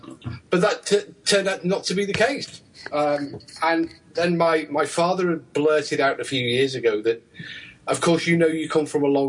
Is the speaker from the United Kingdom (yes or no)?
yes; United Kingdom; I'm British.